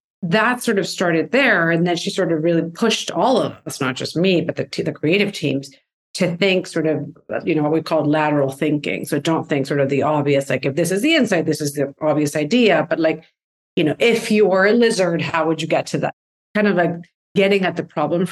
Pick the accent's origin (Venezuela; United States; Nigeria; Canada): Venezuela; moved away; I'm from Venezuela, and I went to college there